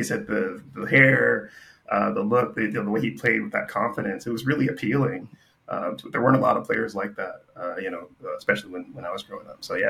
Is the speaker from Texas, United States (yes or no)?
no; Los Angeles, California, United States; moved away; from Los Angeles, born and raised.